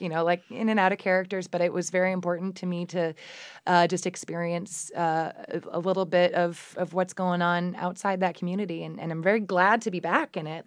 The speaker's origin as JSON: {"language": "English", "town": "Ann Arbor", "region": "Michigan", "country": "United States", "tie": "born or raised there", "also_born_or_lived": "Okemos, Michigan", "said": "I grew up in Ann Arbor, uh, in the nineties"}